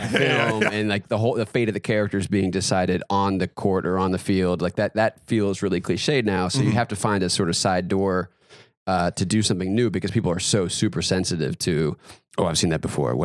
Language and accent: English; North Carolina, United States; I grew up in North Carolina, big basketball state.